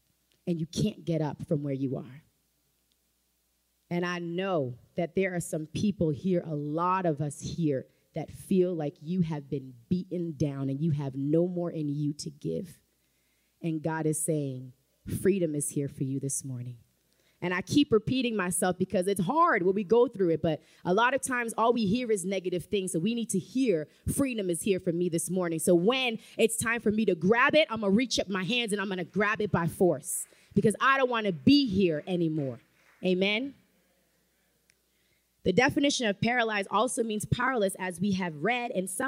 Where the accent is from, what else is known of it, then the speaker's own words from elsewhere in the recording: Haiti; accent: Haitian; And I had to have my Haitian accent.